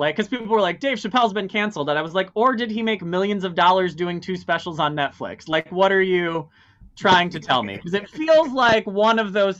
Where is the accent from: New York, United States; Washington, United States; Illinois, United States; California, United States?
Illinois, United States; born there; also born or lived in Wisconsin / Iowa / Minnesota; I was born in Illinois and then I moved around a whole bunch. I lived in a bunch of small towns in Wisconsin and Iowa and then eventually Wisconsin again and then landed in Minnesota.